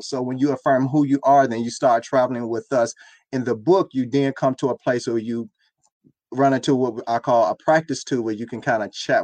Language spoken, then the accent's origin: English; Miami, Florida, United States; I was raised in Miami.